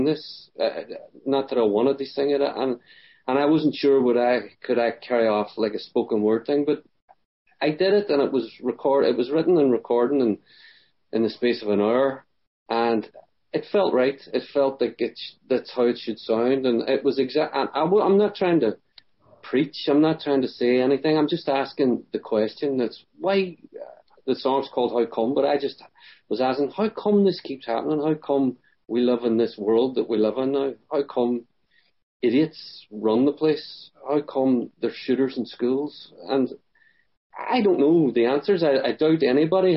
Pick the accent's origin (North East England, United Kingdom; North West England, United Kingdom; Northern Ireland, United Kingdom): Northern Ireland, United Kingdom; Derry; I grew up in the Troubles